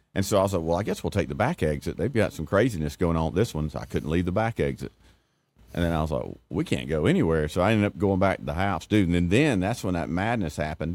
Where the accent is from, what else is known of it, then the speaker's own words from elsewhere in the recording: Elba, Alabama, United States; I grew up in Elba.